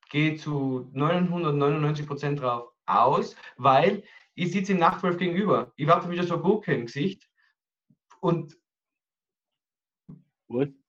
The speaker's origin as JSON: {"language": "German", "country": "Austria", "said": "Ich glaube, wir sind Österreicher im Ausland sehr beliebt."}